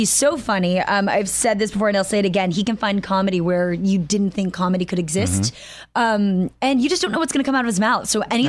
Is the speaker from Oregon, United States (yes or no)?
no; Los Angeles, California, United States; also born or lived in Sacramento, California; I'm from California. Oh. I was born up north in Sacramento, but I've lived in LA since I was 5.